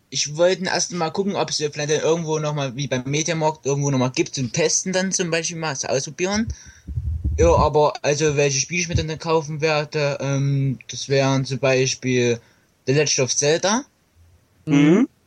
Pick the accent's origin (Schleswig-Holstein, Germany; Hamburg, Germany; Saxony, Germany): Saxony, Germany; Leipzig; Ich komme aus Sachsen, ja.